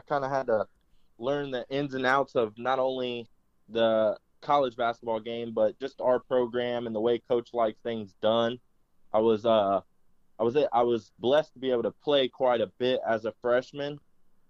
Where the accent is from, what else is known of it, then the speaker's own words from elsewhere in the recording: Indianapolis, Indiana, United States; Growing up in Indianapolis